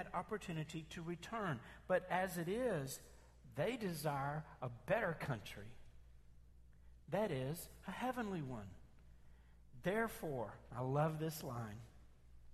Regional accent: Memphis, Tennessee, United States; I grew up in North Memphis

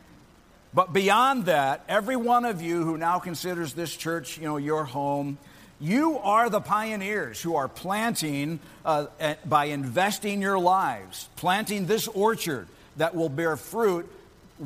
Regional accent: Peoria, Illinois, United States; moved away as an adult; also born or lived in Champaign-Urbana, Illinois; to transplant our lives back to Peoria, my hometown

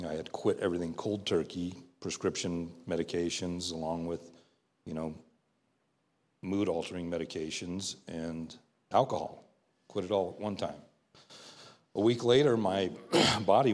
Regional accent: Southern California, United States; born and raised in Southern California

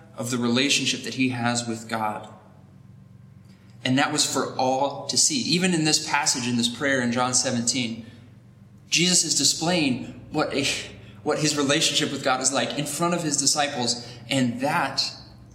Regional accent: United States; us as American Christians living in a society

